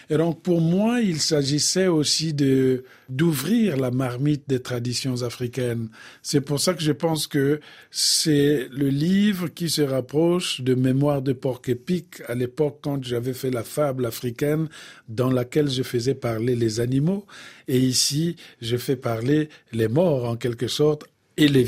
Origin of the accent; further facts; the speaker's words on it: Bouenza, Republic of the Congo; Parce que chez nous, au Congo, le plus souvent, quand on parle de la mort, en tout cas du côté de la Bouenza, on parle toujours de la mort d'une façon humoristique.